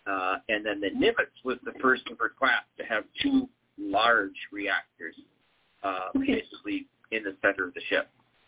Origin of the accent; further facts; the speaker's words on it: Bremerton, Washington, United States; also born or lived in Minnesota / Idaho; well, I was born in Minnesota, and then I moved to Idaho, and then we ended up in Bremerton, Washington, which is in the northwest corner, across from Seattle, across the town from Seattle.